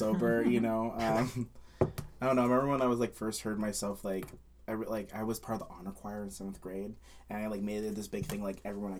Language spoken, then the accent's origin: English; Bay Area, California, United States; I grew up in the Bay Area